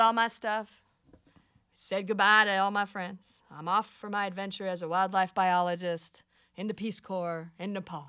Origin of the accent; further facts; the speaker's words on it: United States; I'm American